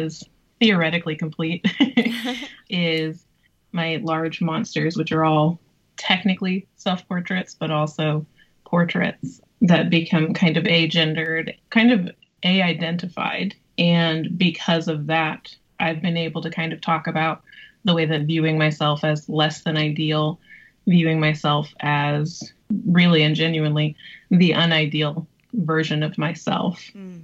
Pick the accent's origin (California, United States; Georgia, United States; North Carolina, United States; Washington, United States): North Carolina, United States; moved away; also born or lived in Kansas; In the South. I'm from North Carolina, and I was raised by a single mom